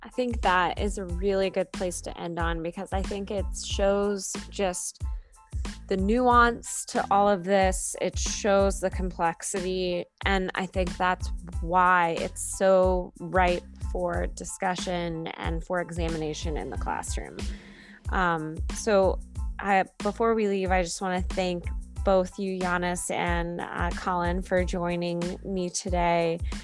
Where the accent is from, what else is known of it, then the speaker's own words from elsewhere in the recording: United States; growing up in America